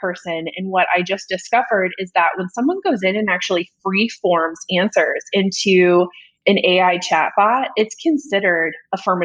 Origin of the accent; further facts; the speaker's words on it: Iowa, United States; now in Atlanta, United States; I'm from Iowa